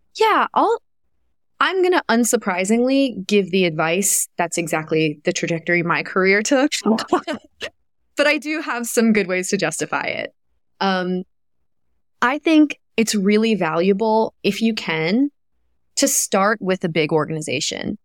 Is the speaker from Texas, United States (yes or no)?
no; Kentucky, United States; moved away; I grew up in Kentucky